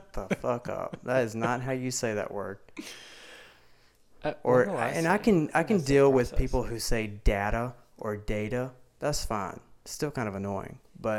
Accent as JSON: {"language": "English", "country": "United States", "accent": "country, southern", "said": "So, a lot of people talk about my accent and how much is like a country accent, southern accent, but you should have heard me like 6 years ago."}